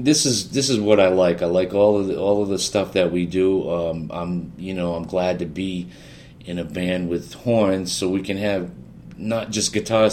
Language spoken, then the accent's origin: English; Rhode Island, United States; I grew up in Rhode Island